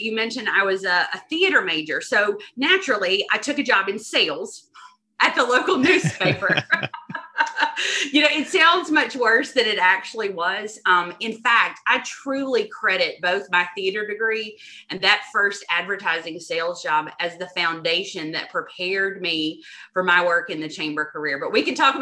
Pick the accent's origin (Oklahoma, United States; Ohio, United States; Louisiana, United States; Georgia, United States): Georgia, United States; Dublin; growing up, my family owned and operated a flower and wedding shop in my hometown of Dublin, Georgia